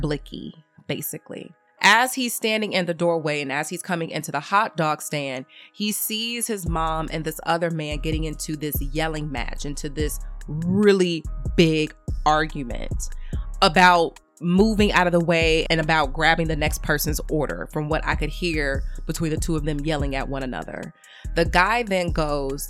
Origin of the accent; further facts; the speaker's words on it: Chicago, Illinois, United States; I'm from the Wild Hunnids